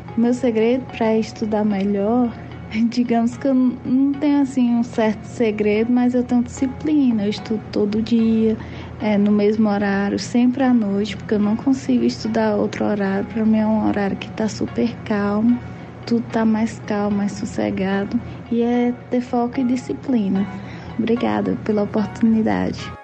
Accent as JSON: {"language": "Portuguese", "town": "São Raimundo Nonato", "region": "Piauí", "country": "Brazil", "tie": "born or raised there", "said": "Sou natural de São Raimundo Nonato, Piauí"}